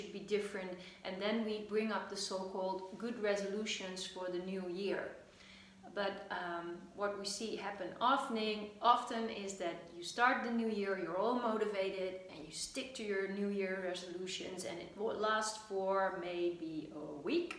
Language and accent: English; Netherlands; I am from the Netherlands